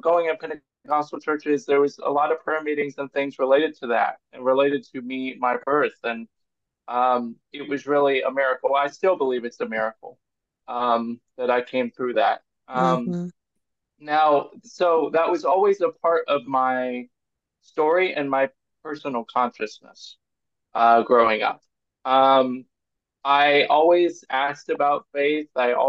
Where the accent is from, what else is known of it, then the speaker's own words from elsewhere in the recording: Cincinnati, Ohio, United States; born there; Like I said, I was born in Cincinnati, Ohio.